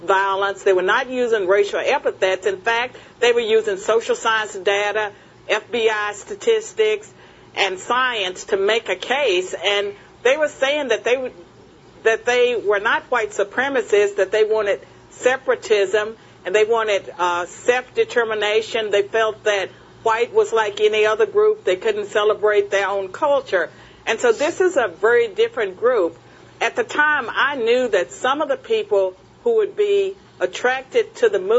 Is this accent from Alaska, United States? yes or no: no; Virginia, United States; Virginia is my home state